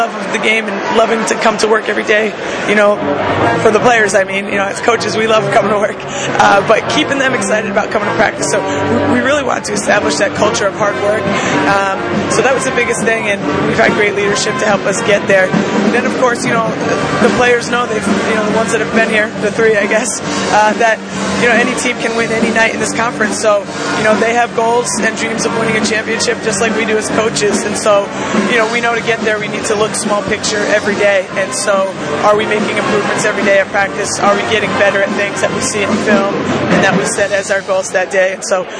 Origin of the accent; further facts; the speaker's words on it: Cumberland, Rhode Island, United States; also born or lived in Pennsylvania / Flagstaff, Arizona; I grew up here in Cumberland, Rhode Island, went to Bishop Grant High School in Attleboro, Mass.